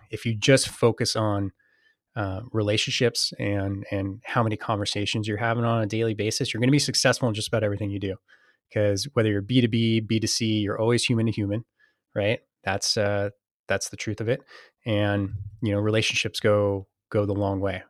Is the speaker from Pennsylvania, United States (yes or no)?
no; Saratoga, California, United States; moved away as an adult; also born or lived in Boston; I was born and raised in, uh, a town called Saratoga, uh, Northern California